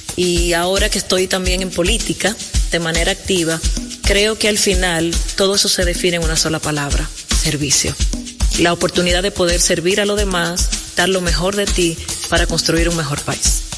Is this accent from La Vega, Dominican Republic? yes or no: yes; La Vega, Dominican Republic; moved away; also born or lived in Santo Domingo; Y aunque nací en La Vega, la verdad que soy capitaleña de corazón, trabajo en Santo Domingo Norte.